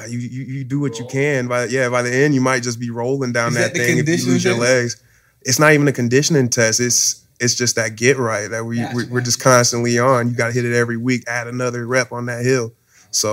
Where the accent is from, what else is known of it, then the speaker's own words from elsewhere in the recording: Hamilton, Ohio, United States; I'm from Cincinnati area, more specifically Hamilton, Ohio.